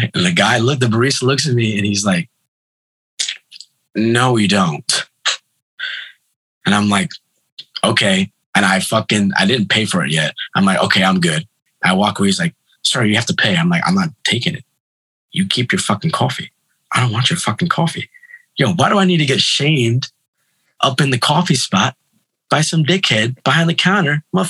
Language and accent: English; Brooklyn, New York, United States; So my family was the only, I had one Colombian friend in school, in my elementary school in Brooklyn, my friend Max.